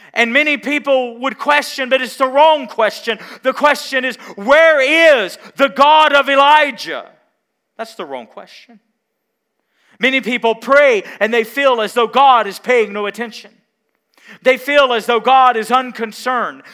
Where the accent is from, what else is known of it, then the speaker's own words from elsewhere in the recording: Mount Carmel, Tennessee, United States; I grew up in Mount Carmel, Tennessee